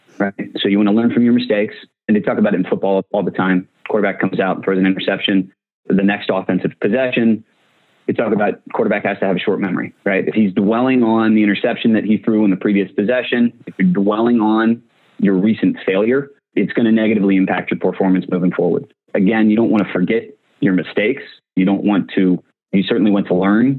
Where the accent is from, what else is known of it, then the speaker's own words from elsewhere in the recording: Annapolis, Maryland, United States; growing up in Annapolis, Maryland